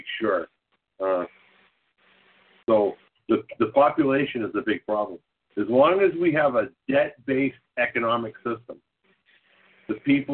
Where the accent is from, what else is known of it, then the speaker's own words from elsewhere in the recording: Boston, Massachusetts, United States; I'm from Boston